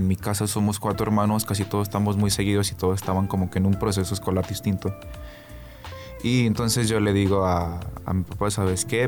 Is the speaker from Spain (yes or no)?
no; Aguascalientes, Mexico; donde crecí allá en Villas